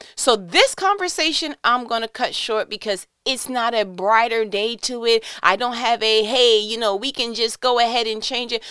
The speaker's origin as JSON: {"language": "English", "region": "New York", "country": "United States", "said": "I'm from New York"}